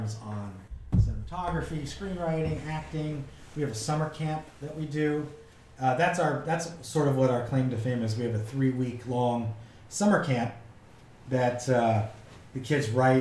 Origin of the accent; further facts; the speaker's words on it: New Philadelphia, Ohio, United States; moved away as an adult; also born or lived in Lakewood, Ohio / North Canton, Ohio; now in Cleveland, United States; I grew up in a town called New Philadelphia.